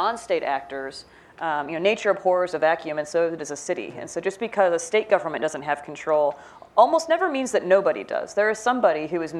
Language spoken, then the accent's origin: English; Midwest, United States; I'm from the Midwest. I grew up in the suburbs.